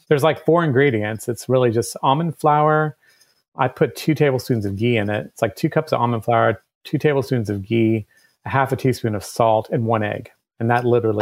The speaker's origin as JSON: {"language": "English", "country": "Germany", "tie": "born or raised there", "moved": "yes", "lives_now": "Athens, United States", "said": "I was born in Germany"}